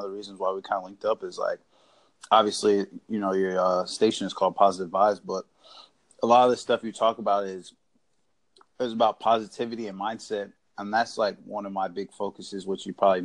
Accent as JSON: {"language": "English", "region": "Indiana", "country": "United States", "moved": "yes", "lives_now": "Florida, United States", "said": "I'm from Indiana, but I live in Florida right now"}